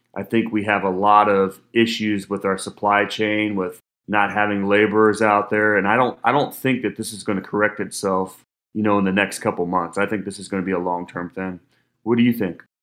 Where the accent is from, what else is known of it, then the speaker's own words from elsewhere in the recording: Cincinnati, Ohio, United States; I'm from Cincinnati, Ohio